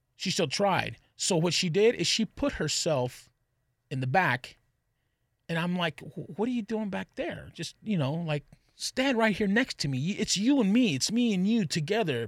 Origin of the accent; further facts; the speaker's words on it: Texas, United States; I'm from Texas.